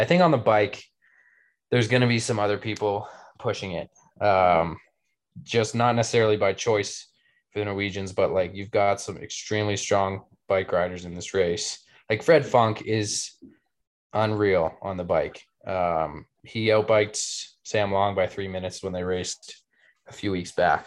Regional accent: Canada; I'm Canadian

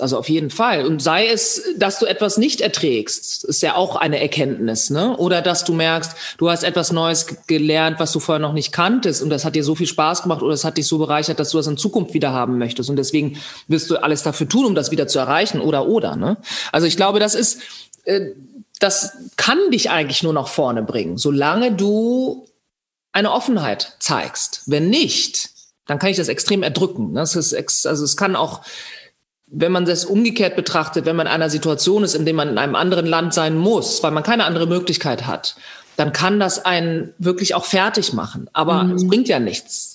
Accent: Bad Zwischenahn, Lower Saxony, Germany; ich meine Kindheit in Bad Zwischenahn verbringen durfte, im Ammerland, in, äh, next to Ostfriesland

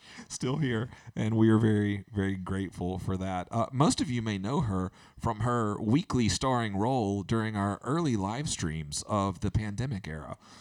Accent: Georgia, United States; now in Alabama, United States; I grew up in Georgia

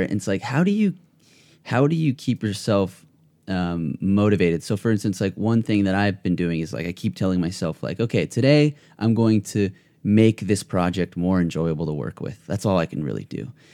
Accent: Ventura County, California, United States; I'm actually from Ventura County

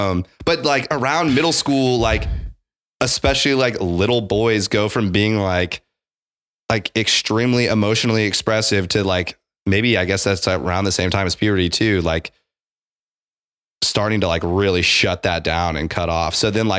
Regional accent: Midwest, United States; so growing up in the Midwest, like, this is an aside.

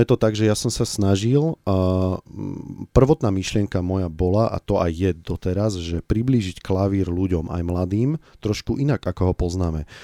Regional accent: Bratislava, Bratislava Region, Slovakia; ja som vyrastal som v Bratislave

